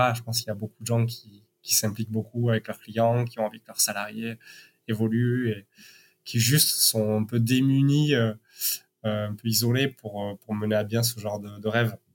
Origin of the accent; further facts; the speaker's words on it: Basque Country, Nouvelle-Aquitaine, France; moved away; also born or lived in Paris; je viens du Pays bas